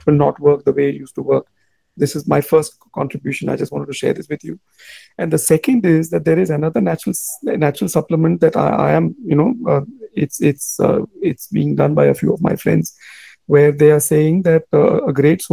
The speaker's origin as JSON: {"language": "English", "town": "Mumbai", "region": "Maharashtra", "country": "India", "said": "I am from Bombay"}